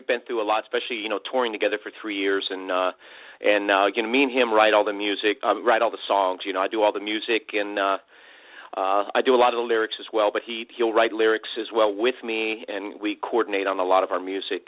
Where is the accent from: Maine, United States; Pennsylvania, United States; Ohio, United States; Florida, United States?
Pennsylvania, United States; Philadelphia; also born or lived in New Jersey; now in Houston, United States; I grew up in the Philadelphia area. I lived in New Jersey growing up